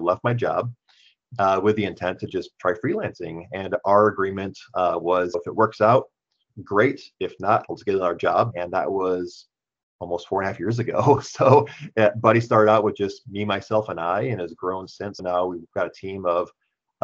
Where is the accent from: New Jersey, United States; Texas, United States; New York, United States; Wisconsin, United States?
Wisconsin, United States; moved away as an adult; now in Grand Rapids, United States; I'm from Wisconsin originally